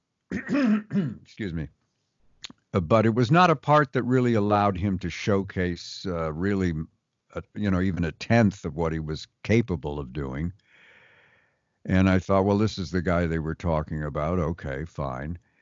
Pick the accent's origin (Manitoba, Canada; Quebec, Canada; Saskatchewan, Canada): Quebec, Canada; Montreal; we're both from Montreal, Canada.